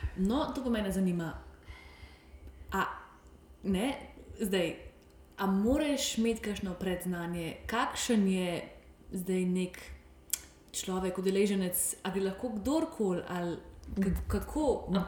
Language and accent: Slovenian; Slovenia; Slovenci smo kar vrtičkarski, na, vrtičkarski narod